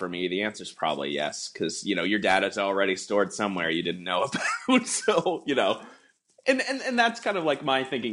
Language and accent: English; Canada; as a Canadian citizen